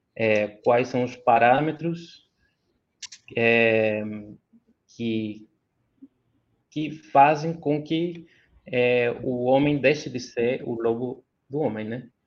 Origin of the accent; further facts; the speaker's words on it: Chile; Portuguese is a second language; como chileno